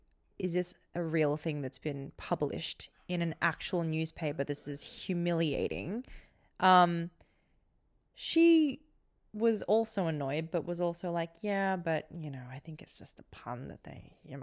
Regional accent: Australia; Do you really want to talk about these negative experiences you've had growing up in Australia?

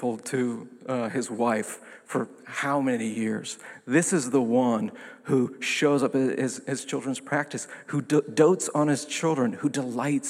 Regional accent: New York City, New York, United States; my hometown paper, the New York Times. I have a big hometown

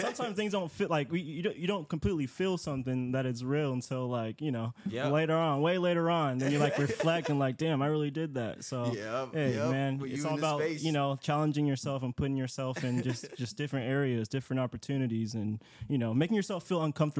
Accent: Seattle, Washington, United States; You know, I'm here from Seattle.

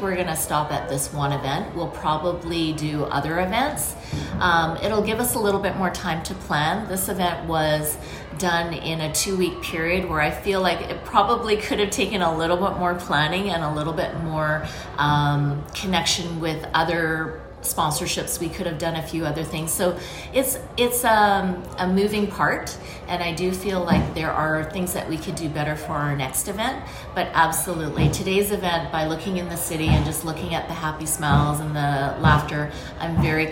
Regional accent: Canada; I was born and raised in Canada

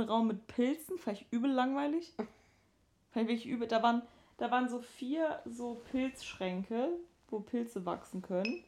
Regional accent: Sylt / Danish border area, Schleswig-Holstein, Germany; moved away; Ich war in der Heimat mit, äh, mit den Mädels und ähm, habe da so ein bisschen Sylt-Dänemark-Krams äh, gemacht.

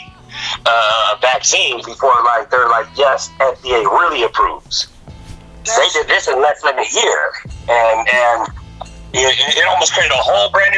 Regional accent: West Coast, United States; now in Biloxi, United States; I'm originally from the West Coast, but we're down in Biloxi, Mississippi, right now.

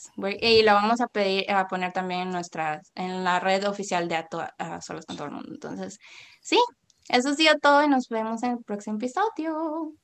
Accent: Puerto Viejo, Costa Rica; crecí en Puerto Viejo

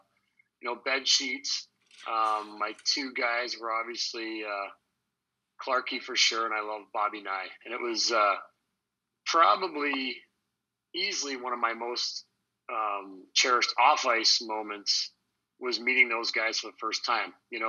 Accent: Ottawa, Ontario, Canada; I grew up in Ottawa. I was born in Ottawa. And moved around. My dad was in the Air Force, and when I came back to Ottawa in 1980

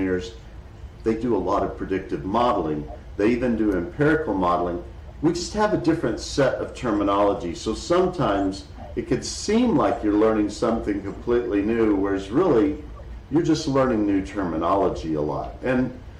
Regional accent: Dallas, Texas, United States; I grew up in Dallas, Texas, a huge city in Texas

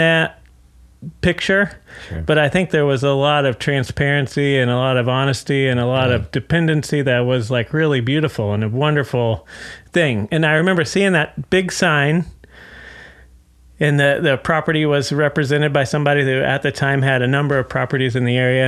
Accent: Fort Worth, Texas, United States; moved away as an adult; also born or lived in New York; now in Dallas, United States; I'm originally from Fort Worth

